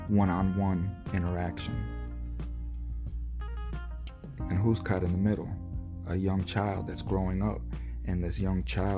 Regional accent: United States; us as an American society

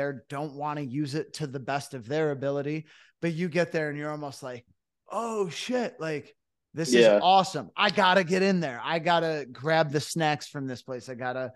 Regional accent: Cooperstown, New York, United States; I'm from Cooperstown originally

